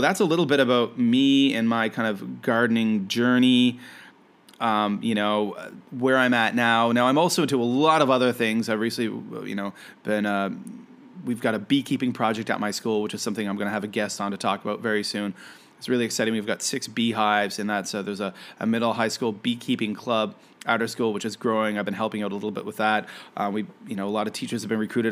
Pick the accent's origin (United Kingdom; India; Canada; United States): Canada; I am a Canadian